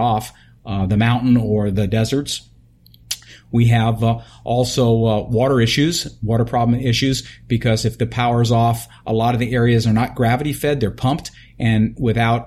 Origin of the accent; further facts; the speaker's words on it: New York, United States; now in California, United States; I come from New York